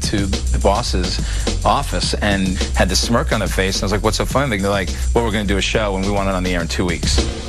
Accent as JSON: {"language": "English", "region": "New York", "country": "United States", "tie": "born or raised there", "said": "growing up in New York"}